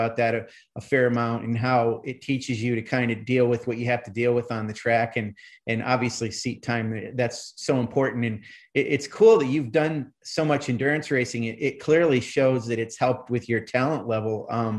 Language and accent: English; the Adirondacks, New York, United States; moved away; I'm originally from New York State, but as far away from New York City as you can get, up in the Adirondacks.